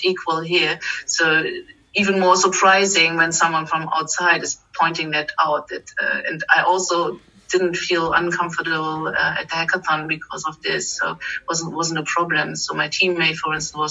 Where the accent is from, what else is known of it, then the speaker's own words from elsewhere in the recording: eastern Germany, Germany; now in Berlin, Germany; I grew up in Eastern Germany behind Iron Curtain.